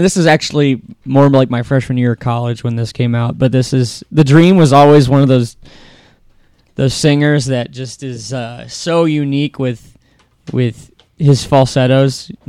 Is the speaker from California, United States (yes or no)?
no; Akron, Ohio, United States; West Akron, what up?